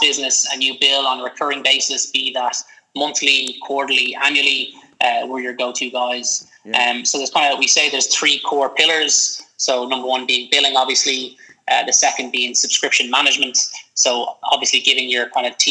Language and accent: English; Dublin, Leinster, Ireland; I am a Dublin native. I'm from Dublin